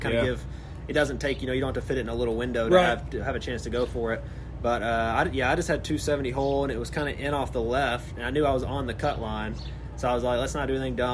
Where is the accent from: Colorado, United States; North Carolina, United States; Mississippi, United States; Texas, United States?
Mississippi, United States; Olive Branch; moved away; I grew up in Olive Branch right there.